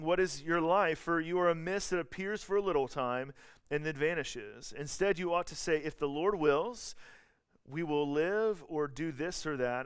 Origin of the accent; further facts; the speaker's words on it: the South, United States; accent: Southern; I'm from the South